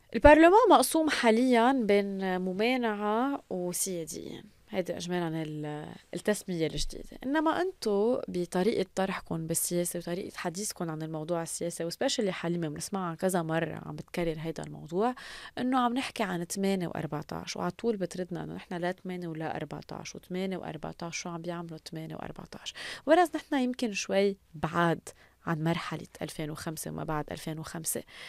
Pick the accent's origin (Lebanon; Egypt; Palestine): Lebanon; نحن كشعب لبناني